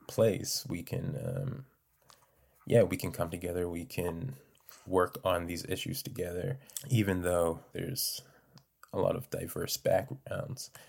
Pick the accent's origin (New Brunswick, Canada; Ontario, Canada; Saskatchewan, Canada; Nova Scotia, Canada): Nova Scotia, Canada; North Preston; I'm from North Preston